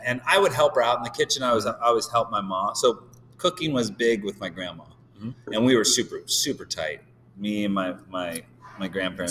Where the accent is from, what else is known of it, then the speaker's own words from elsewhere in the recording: Downers Grove, Illinois, United States; moved away as an adult; also born or lived in Phoenix / Chicago; now in San Diego, United States; a, suburb called Downers Grove